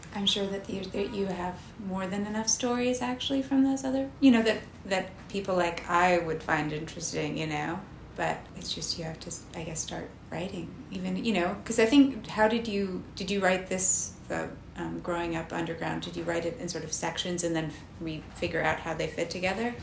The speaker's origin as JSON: {"language": "English", "region": "London", "country": "United Kingdom", "tie": "born or raised there", "moved": "as an adult", "lives_now": "New York, United States", "said": "I was born here, yeah. But I grew up in London"}